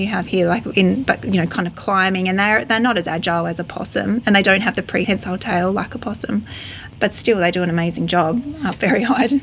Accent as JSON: {"language": "English", "area": "Fleurieu Peninsula", "region": "South Australia", "country": "Australia", "tie": "born or raised there", "said": "I grew up on the Fluro Peninsula with bushland on our farm."}